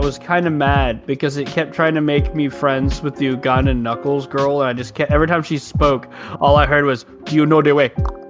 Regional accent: United States; As an American, we just get free internet. We just get free TV by hooking up the cable to the bot, like to the fucking wall.

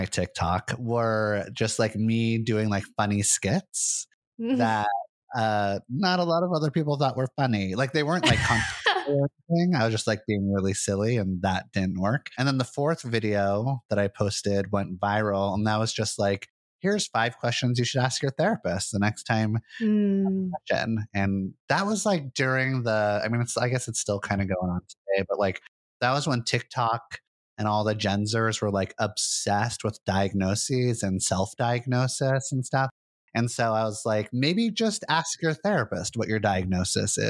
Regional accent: Santa Monica, California, United States; moved away as an adult; now in Portland, United States; I was raised in Santa Monica, California, in beautiful Los Angeles

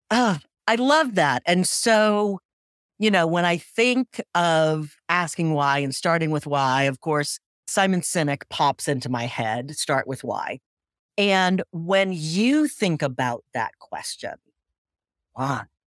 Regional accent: Cambridge, Massachusetts, United States; I grew up in Cambridge, Massachusetts

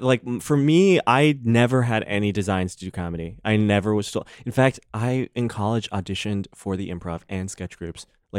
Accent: Chicago, Illinois, United States; moved away; I grew up right outside Chicago in the suburbs, along with … by the way.

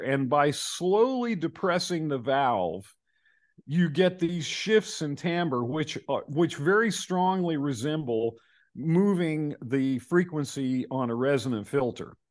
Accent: North Carolina, United States; I'm from North Carolina

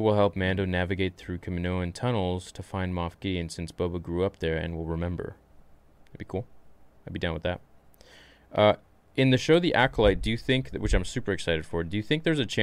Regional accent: Canada; I'm Canadian

